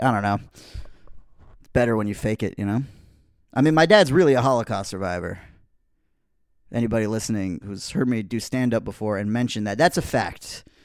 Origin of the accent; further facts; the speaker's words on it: United States; I'm an American person.